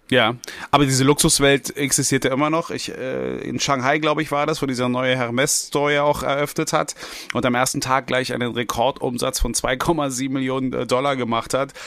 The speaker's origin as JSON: {"language": "German", "region": "Berlin", "country": "Germany", "tie": "born or raised there", "said": "ich als als gebürtiger Westberliner"}